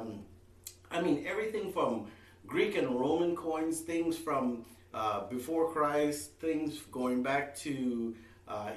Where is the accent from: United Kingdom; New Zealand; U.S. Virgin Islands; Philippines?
U.S. Virgin Islands; now in Houston, United States; So the island that I was born and raised on is called St. Thomas.